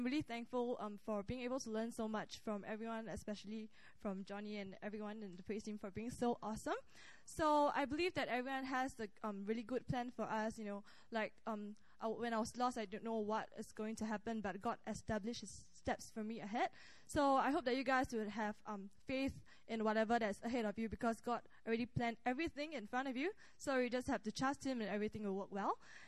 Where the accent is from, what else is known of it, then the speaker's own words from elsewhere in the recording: Singapore; now in Korea; from Singapore. So I just want to share a bit of a testimony of myself. So before I came to Korea, I wanted to know, like, what am I here for?